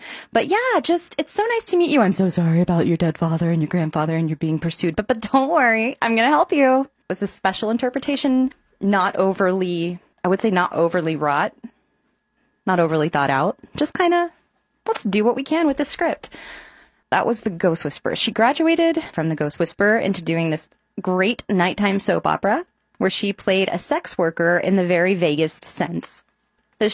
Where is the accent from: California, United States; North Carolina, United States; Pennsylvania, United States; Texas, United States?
Texas, United States; now in Chicago, United States; I am from Texas.